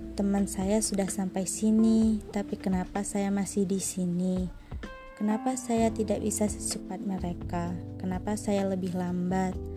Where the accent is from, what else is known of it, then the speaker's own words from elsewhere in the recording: Pagar Alam, South Sumatra, Indonesia; saya berasal dari Pagaralam, Sumatera Selatan